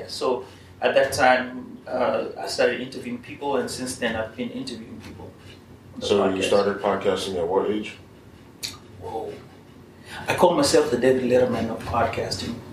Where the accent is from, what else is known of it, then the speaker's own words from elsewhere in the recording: Kenya; it's the same except that it offers you more than my home country, that is Kenya.